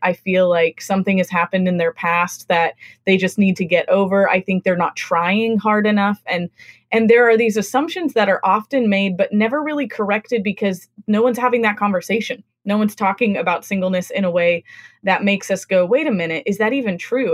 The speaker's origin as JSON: {"language": "English", "region": "West Coast", "country": "United States", "tie": "born or raised there", "also_born_or_lived": "Midwest / the South", "moved": "as an adult", "lives_now": "New England, United States", "said": "I grew up on the West Coast"}